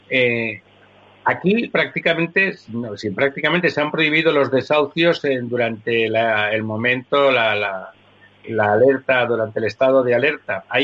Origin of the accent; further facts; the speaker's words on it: Barcelona, Catalonia, Spain; moved away; desde mi ciudad natal, desde Barcelona.